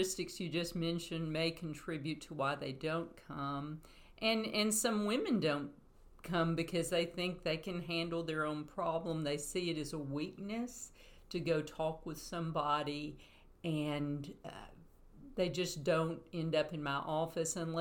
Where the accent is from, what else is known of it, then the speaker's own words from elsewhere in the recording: Chattanooga, Tennessee, United States; now in Athens, United States; I grew up in Chattanooga